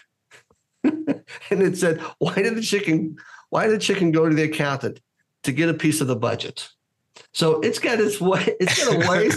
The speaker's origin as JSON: {"language": "English", "country": "United States", "said": "being Greek American"}